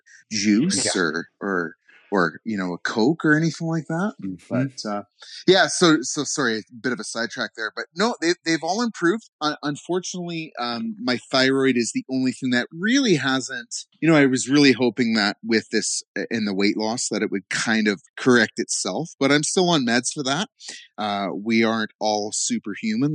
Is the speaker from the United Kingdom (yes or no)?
no; Canada; I'm from Canada, so they say pop